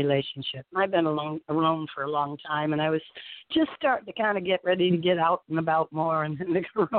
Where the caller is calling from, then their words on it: Florida, United States; I'm calling from Florida.